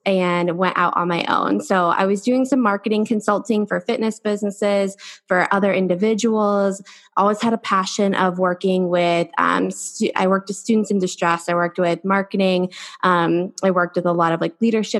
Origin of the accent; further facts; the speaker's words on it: Ohio, United States; now in San Diego, United States; I come from Ohio and I live in San Diego now